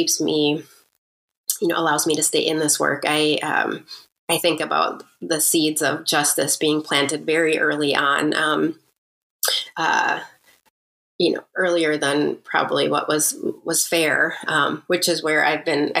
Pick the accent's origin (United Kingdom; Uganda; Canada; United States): United States; Mukwonago, Wisconsin; also born or lived in Waukesha, Wisconsin; we grew up in Waukesha